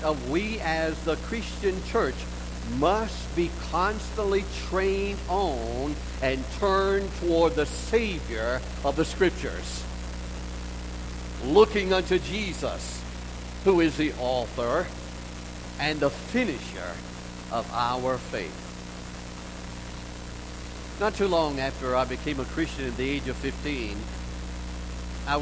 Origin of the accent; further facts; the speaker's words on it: Augusta, Georgia, United States; in that little Pentecostal church where I grew up in Augusta, Georgia